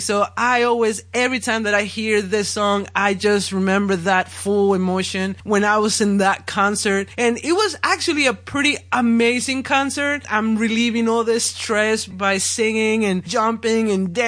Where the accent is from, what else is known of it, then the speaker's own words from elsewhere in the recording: Monterrey, Nuevo León, Mexico; moved away as an adult; my hometown, Monterrey